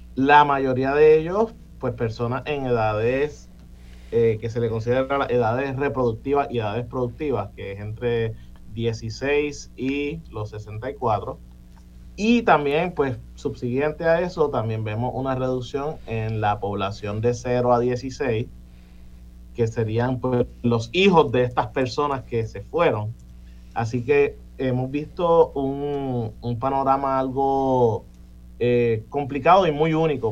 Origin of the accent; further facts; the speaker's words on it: Puerto Rico; also born or lived in United States; yo nací en Estados Unidos, hijo de padres puertorriqueños y me mudo a Puerto Rico con dos años. Y después eh, crezco en Puerto Rico, estudio en Puerto Rico